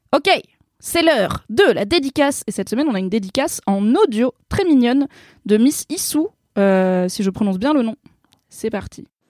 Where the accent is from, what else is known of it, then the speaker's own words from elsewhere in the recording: Vercors, Drôme, Auvergne-Rhône-Alpes, France; j'ai grandi dans le Vercors, euh, dans la Drôme